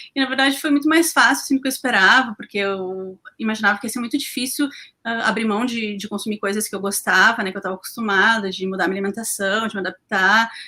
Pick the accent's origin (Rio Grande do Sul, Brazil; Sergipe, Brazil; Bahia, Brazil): Rio Grande do Sul, Brazil; Porto Alegre; sou de Porto Alegre